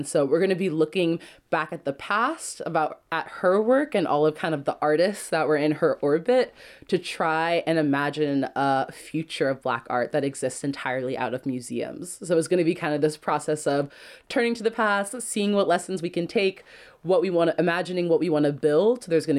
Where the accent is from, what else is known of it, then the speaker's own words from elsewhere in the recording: Oakland, California, United States; I'm a radio producer, artist, and researcher born and raised in East Oakland. My family's now been here for three generations